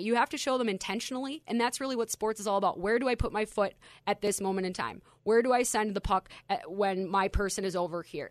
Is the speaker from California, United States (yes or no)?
no; Minnesota, United States; my Minnesota roots